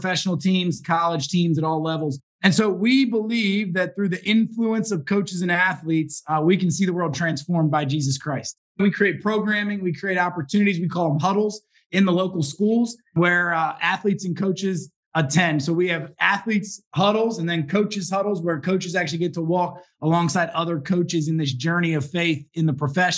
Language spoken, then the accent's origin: English; Baltimore, Washington, D.C. corridor, Maryland, United States; now in Philadelphia suburb, United States; I grew up in the Baltimore, Washington, D.C. kind of corridor area